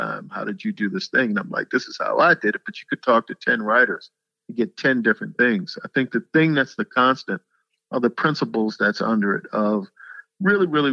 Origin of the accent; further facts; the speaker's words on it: Annapolis, Maryland, United States; moved away; I come from Annapolis, Maryland